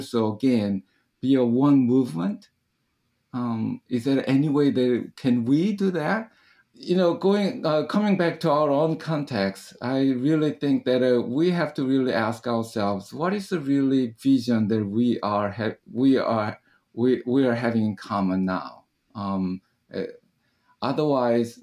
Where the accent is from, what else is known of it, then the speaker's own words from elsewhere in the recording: South Korea; moved away; I grew up in Korea